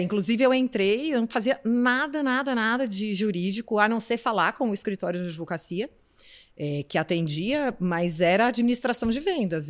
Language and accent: Portuguese; Brasília, Federal District, Brazil; moved away as an adult; now in São Paulo, Brazil; eu sou de Brasília, vim para São Paulo para fazer faculdade